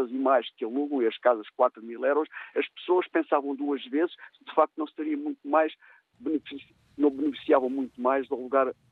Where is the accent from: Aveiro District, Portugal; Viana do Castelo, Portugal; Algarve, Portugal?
Algarve, Portugal; eu sou do Algarve